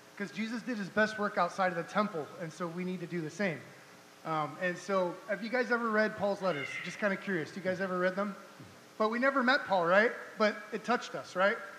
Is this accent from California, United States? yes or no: yes; Orange County, California, United States; also born or lived in San Diego, California / Wichita, Kansas; now in Kansas City, United States; we're originally from Orange County, California